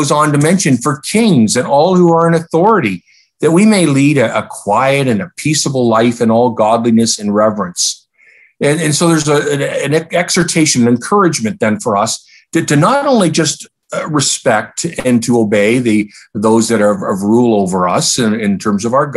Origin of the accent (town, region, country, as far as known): Canada